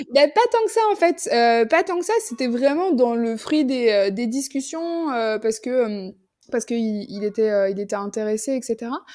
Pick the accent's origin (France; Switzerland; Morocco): France; moved away as an adult; now in Jordan; je suis française